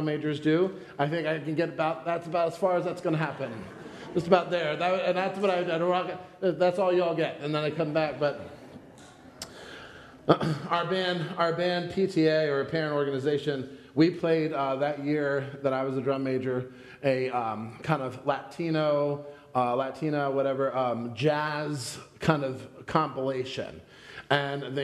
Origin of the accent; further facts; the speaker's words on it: Pennsylvania, United States; I'm from Pennsylvania